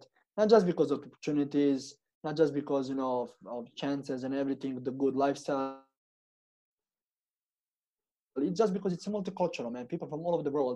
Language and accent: English; Serbia; moved away as an adult; also born or lived in Toronto, Canada; now in Canada; in Serbia, in my hometown